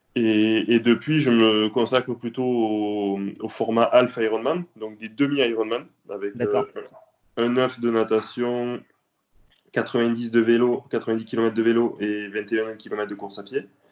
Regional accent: south of France, France; also born or lived in Nîmes; Je suis originaire du sud de la France. J'habite à Nîmes.

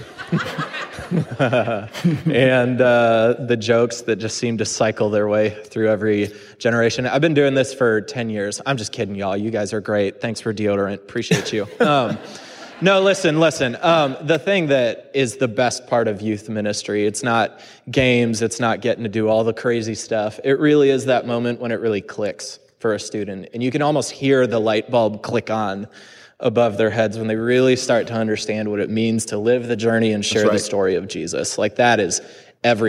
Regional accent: Chicago, Illinois, United States; I grew up in Chicago

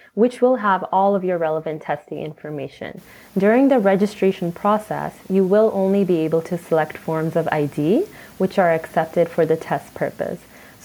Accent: Toronto, Ontario, Canada; lived in the heart of downtown Toronto most of my life

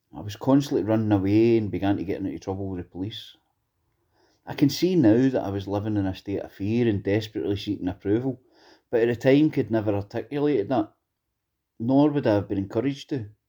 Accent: Greenock, Scotland, United Kingdom; I grew up in Greenock.

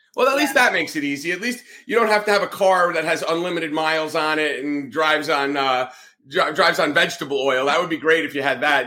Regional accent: northern New Jersey, United States; moved away as an adult; also born or lived in Atlanta, Georgia / the South; Growing up in New Jersey, especially northern New Jersey

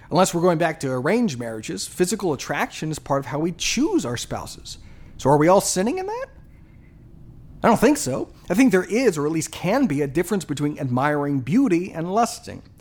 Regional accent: Japan; You know, I grew up in Japan.

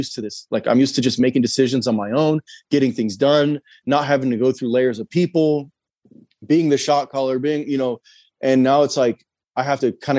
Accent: California, United States; also born or lived in Idaho; now in Pensacola, United States; we're from California. We lived in Idaho for years.

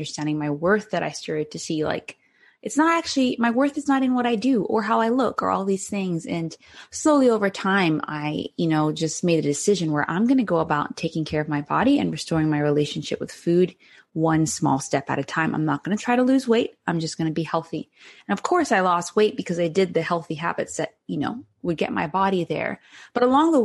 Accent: Cayman Islands; moved away; I'm originally from the Cayman Islands in the Caribbean

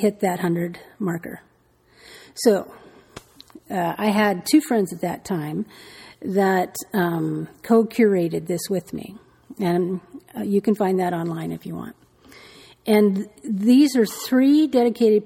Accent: Santa Barbara, California, United States; I'm from Santa Barbara, and we have a summer solstice parade

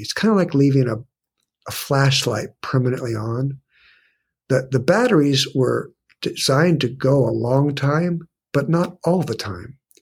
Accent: San Diego, California, United States; I was born and raised in San Diego

